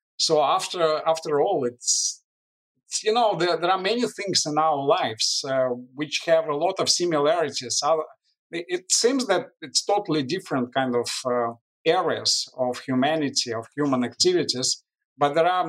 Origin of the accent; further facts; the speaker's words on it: Moscow, Russia; English is a second language; Well, believe it or not, we didn't know any other life. We didn't travel at that time. So although the life was not easy in the former Soviet Union